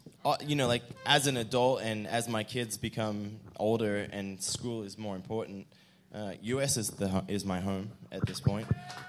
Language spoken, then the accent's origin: English; Australia; now in United States